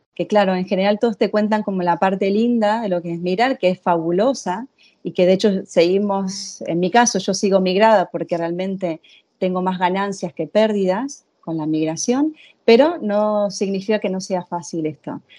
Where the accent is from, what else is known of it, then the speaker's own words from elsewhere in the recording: Argentina; moved away as an adult; also born or lived in Venezuela / Italy; now in Spain; yo soy argentina, nací en Argentina, hice toda mi formación en psicología